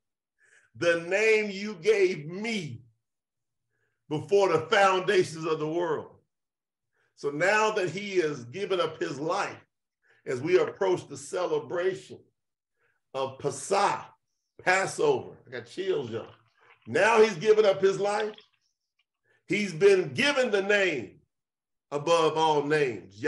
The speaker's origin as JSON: {"language": "English", "region": "Kentucky", "country": "United States", "said": "I'm from the South, from Kentucky"}